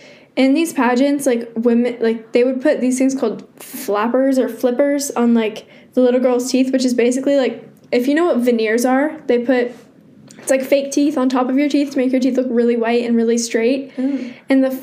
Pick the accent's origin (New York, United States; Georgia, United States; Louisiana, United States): Georgia, United States; Atlanta; Well, I was born in Atlanta.